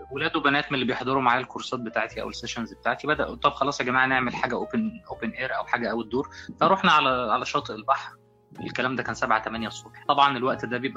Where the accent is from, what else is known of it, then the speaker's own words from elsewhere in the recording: Egypt; كتبت مقال عن الحضارة الهندية وازاي أنا كطفل مصري في الوقت ده يعني كنت بشوف الحضارة الهندية عاملة ازاي